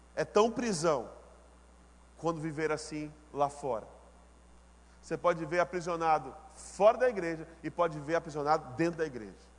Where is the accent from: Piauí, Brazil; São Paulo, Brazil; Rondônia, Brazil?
Rondônia, Brazil; Ariquemes; moved away; A igreja mãe da igreja que eu nasci, a primeira igreja batista de Ariquemes, eu nasci na segunda igreja batista de Ariquemes. Glória a Deus, a cidade mais espetacular da face da terra. Ariquemes, Rondônia